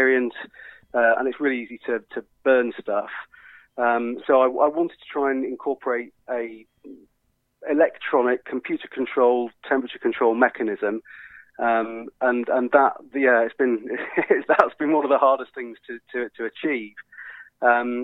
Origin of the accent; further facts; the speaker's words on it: United Kingdom; we as the British